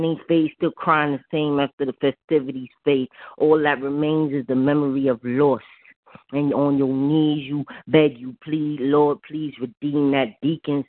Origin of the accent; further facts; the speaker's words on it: New York, United States; I'm from New York